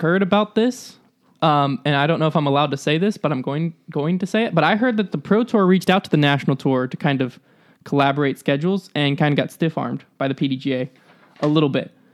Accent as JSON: {"language": "English", "region": "the South", "country": "United States", "said": "I'm from the South"}